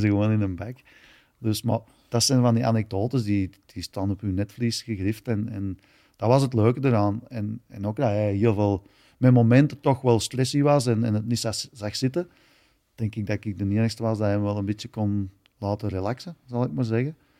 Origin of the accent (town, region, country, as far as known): Belgium